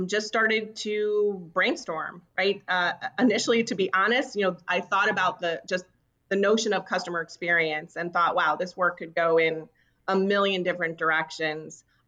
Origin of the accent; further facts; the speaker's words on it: New York, United States; moved away as an adult; also born or lived in Washington, D.C.; now in New England, United States; I am born and raised in New York. So I'm not a New Englander. I am a New Yorker.